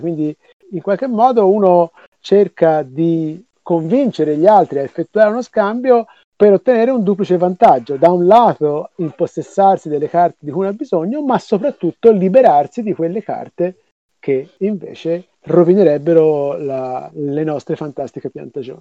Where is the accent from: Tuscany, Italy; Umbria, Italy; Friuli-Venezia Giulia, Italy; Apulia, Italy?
Tuscany, Italy; Florence; io sono di Firenze